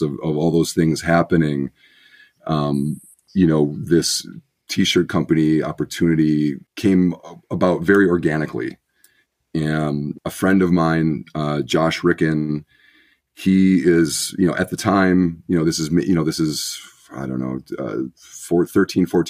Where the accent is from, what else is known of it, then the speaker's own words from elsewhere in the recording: Milwaukee suburbs, Wisconsin, United States; My family was originally from Milwaukee. We moved out to the suburbs, I want to say when I was 5.